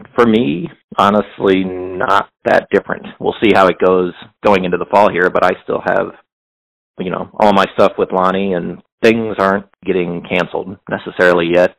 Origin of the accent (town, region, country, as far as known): Hannibal, Missouri, United States; now in Kansas City, United States